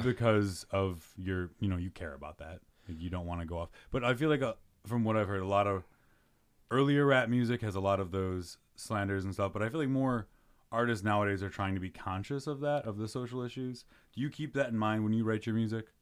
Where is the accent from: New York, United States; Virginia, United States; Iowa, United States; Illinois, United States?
Illinois, United States; Chicago; I grew up in Mount Greenwood